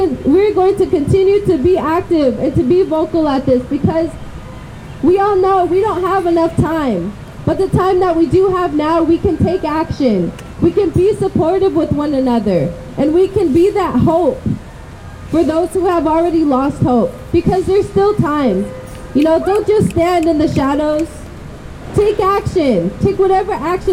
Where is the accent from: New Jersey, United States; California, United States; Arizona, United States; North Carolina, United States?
California, United States; Richmond; all my life I've grown up in Richmond